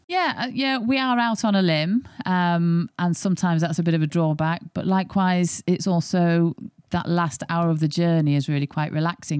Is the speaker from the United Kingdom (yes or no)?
yes; Yorkshire and the Humber, United Kingdom; I'm not born and bred in Yorkshire, but I have been adopted since the age of eight.